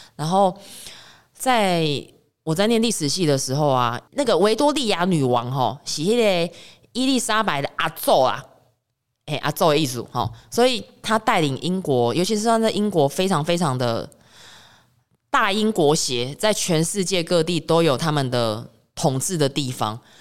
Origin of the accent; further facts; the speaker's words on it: Taiwan; 我自己来自岛国，来自台湾岛